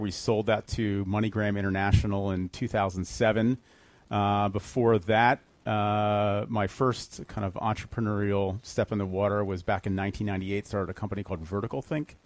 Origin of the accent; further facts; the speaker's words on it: Fair Haven, New Jersey, United States; moved away as an adult; also born or lived in Arizona; I uh, grew up in a, a, town called Fairhaven, which is in Monmouth County, New Jersey